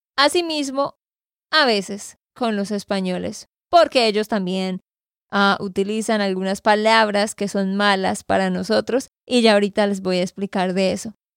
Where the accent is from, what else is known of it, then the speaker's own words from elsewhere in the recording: Santander, Colombia; de Santander, Colombia